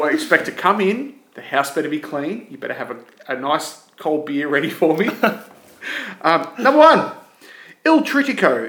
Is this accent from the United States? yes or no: no; Australia; we're Australian, we pronounce it onion.